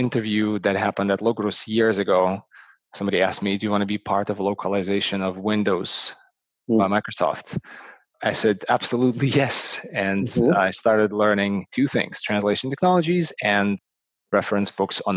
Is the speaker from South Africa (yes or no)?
no; Ukraine; now in Toronto, Canada; I'm originally from Ukraine, and I live and work in Toronto, Canada.